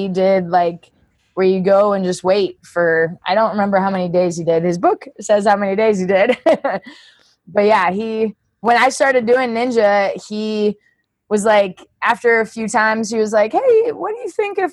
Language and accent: English; United States; accent: American; also born or lived in Kazakhstan; I sound very American